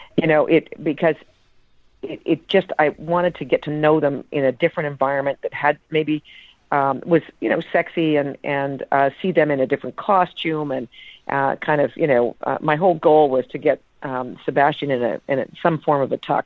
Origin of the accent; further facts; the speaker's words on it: Canada; moved away; also born or lived in United States; I grew up, uh, in Canada